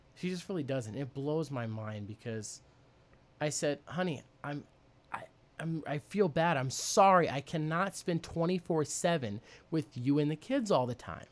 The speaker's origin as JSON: {"language": "English", "town": "Tomahawk", "region": "Wisconsin", "country": "United States", "tie": "born or raised there", "said": "I grew up in Tomahawk, Wisconsin"}